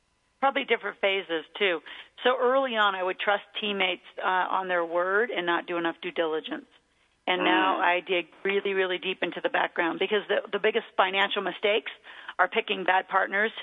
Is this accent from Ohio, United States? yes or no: no; Mead, Nebraska, United States; I grew up in Meade, Nebraska, which is out in the middle of nowhere between Omaha and Lincoln